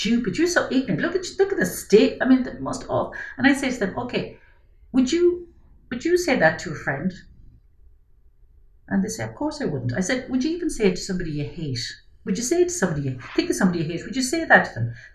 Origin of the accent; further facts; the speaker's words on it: Ireland; as an Irish society